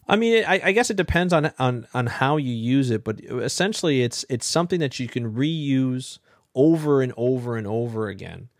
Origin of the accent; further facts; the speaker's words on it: Ontario, Canada; where I grew up in Ontario